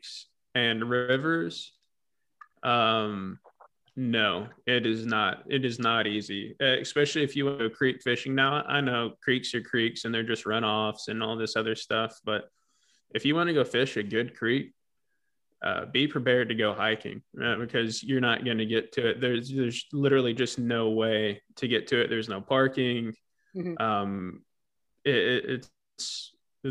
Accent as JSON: {"language": "English", "region": "Tennessee", "country": "United States", "tie": "born or raised there", "moved": "yes", "lives_now": "Texas, United States", "said": "where I grew up in Tennessee"}